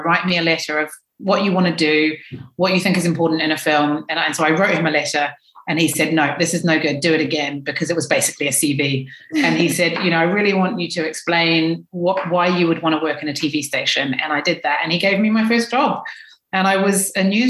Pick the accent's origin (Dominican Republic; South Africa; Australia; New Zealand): New Zealand; Dunedin, Otago; moved away as an adult; now in London, United Kingdom; my hometown in New Zealand